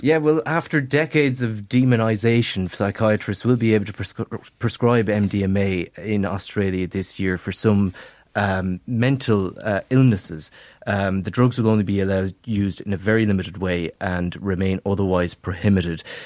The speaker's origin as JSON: {"language": "English", "town": "Castlerea", "region": "Connacht", "country": "Ireland", "tie": "born or raised there", "said": "my favourite, uh, uh, Irish name street is in my hometown of Castlereagh."}